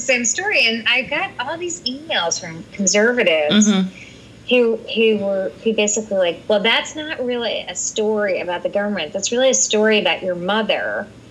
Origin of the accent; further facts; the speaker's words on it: Bedford, Massachusetts, United States; I grew up in Bedford, which was a very middle class town